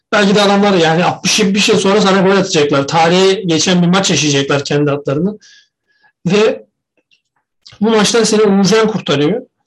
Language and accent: Turkish; Trabzon, Turkey; ben bile Trabzonsporlu olduğum için, Trabzonlu olduğum için küfür yiyorum